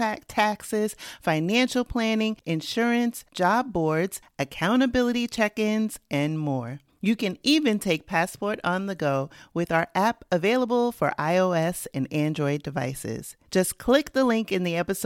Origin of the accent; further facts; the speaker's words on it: New York City, New York, United States; moved away; I'm also from New York City originally